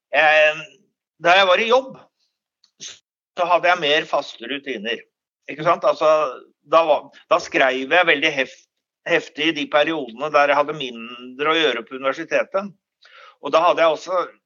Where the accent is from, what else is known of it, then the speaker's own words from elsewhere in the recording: Oslo, Norway; moved away as an adult; now in Stavanger, Norway; Jeg er opprinnelig fra Oslo, Ehm, men flyttet til Stavanger i 1984 eh, og har vært her siden